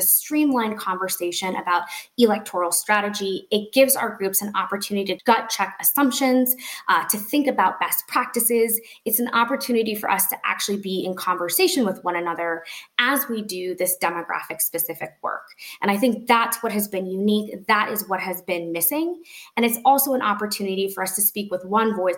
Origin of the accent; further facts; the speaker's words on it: Colorado, United States; I'm from Colorado